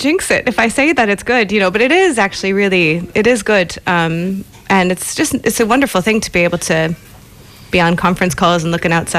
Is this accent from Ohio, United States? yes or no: yes; Ohio, United States; born or raised there; moved away as an adult; also born or lived in Chicago, United States; now in Leenane, Ireland